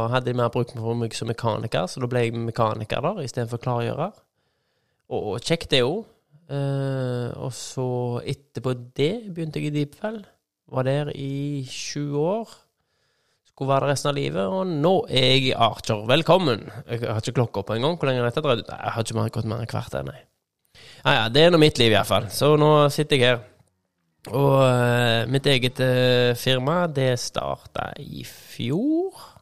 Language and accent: Norwegian; Skudeneshavn, Rogaland, Norway; also born or lived in Haugesund; Jeg er født i Haugesund, tror jeg. Oppvokst i Skudenes